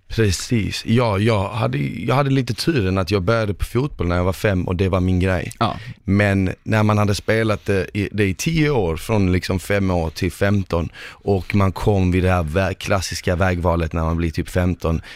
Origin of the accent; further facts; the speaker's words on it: Malmö, Skåne, Sweden; also born or lived in Bosnia and Herzegovina; jag är uppvuxen eh, eh, på Rosengård